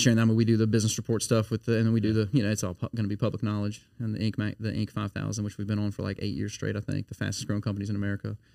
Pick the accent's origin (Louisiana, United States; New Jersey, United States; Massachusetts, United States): Louisiana, United States; Baton Rouge; also born or lived in Livingston Parish; now in Denham Springs, United States; I'm uh, born and raised in Baton Rouge